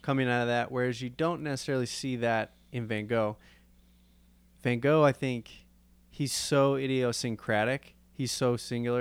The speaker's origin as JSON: {"language": "English", "town": "Chicago", "region": "Illinois", "country": "United States", "tie": "born or raised there", "said": "growing up in the Chicago area"}